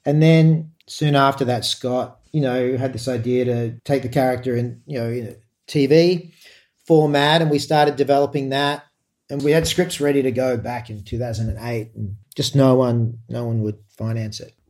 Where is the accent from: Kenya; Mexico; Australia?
Australia; as an Australian